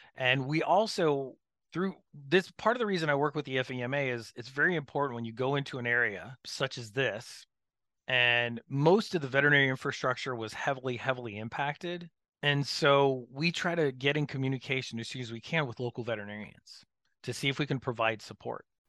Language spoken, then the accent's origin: English; Florida, United States; I grew up in Florida